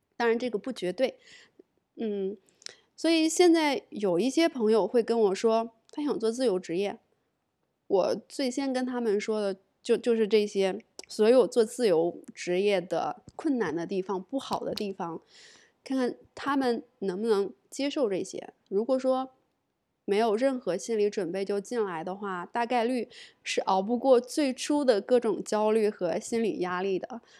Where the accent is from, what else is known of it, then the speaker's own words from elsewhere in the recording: China; 我是中国人，做中译英的